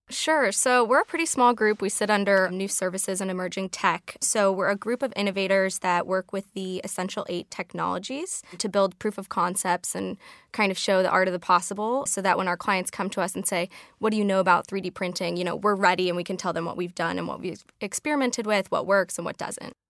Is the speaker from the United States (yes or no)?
yes; Chicago, Illinois, United States; I'm from Chicago, so I have to call it the Sears Tower